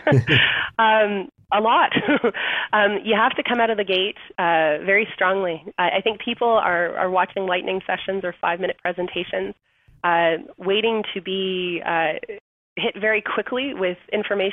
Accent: Canada; We're Canadian

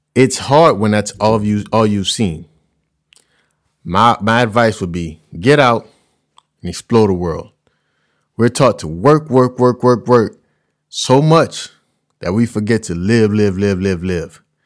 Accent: Louisiana, United States; I'm from Louisiana and we cook a certain way. So traveling the world, food is kinda difficult for me because I've ate this way my whole life

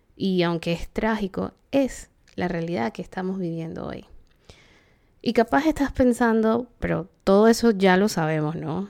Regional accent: Panama; en Panamá, país de donde soy

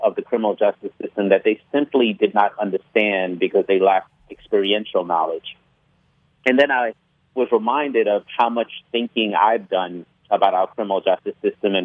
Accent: New York City, New York, United States; I was born in New York City, Bedford-Stuyvesant, Brooklyn.

